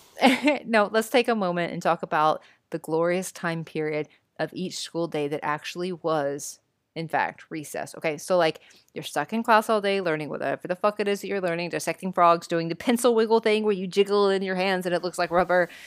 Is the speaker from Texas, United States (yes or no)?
yes; Texas, United States